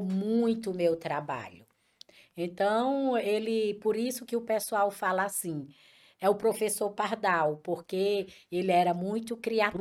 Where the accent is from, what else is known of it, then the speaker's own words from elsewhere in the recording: Picuí, Paraíba, Brazil; moved away as an adult; also born or lived in Brasília / Currais Novos / Açu / Mossoró; now in Fortaleza, Brazil; eu sou de Picuí, uma cidade de muito empreendedores.